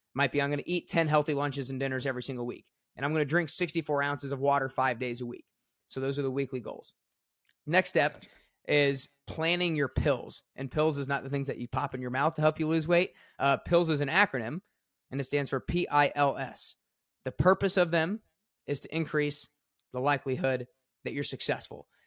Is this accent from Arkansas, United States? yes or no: no; Atlanta, Georgia, United States; now in Nashville, United States; I grew up in Atlanta, Georgia, and I had an awesome childhood